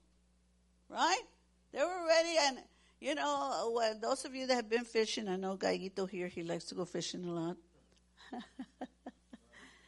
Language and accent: English; Corpus Christi, Texas, United States; we grew up in Corpus Christi, Texas